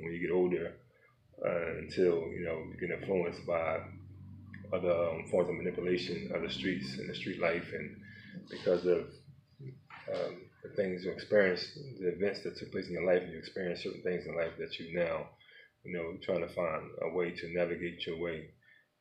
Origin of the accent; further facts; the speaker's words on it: Philadelphia, Pennsylvania, United States; my life growing up in South Philadelphia